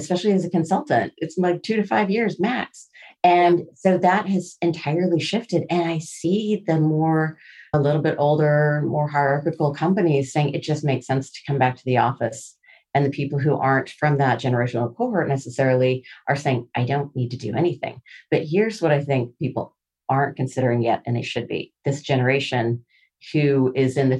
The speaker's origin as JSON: {"language": "English", "town": "Seattle", "region": "Washington", "country": "United States", "said": "I'm from Seattle"}